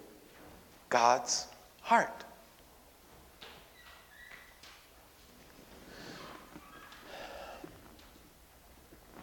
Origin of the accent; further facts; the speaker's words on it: New York City, New York, United States; I had lived in that neighborhood my entire life